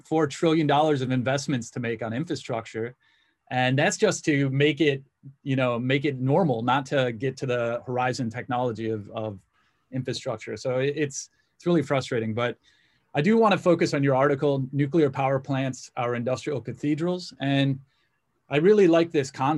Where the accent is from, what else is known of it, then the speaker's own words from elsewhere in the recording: United States; also born or lived in Zambia; being born American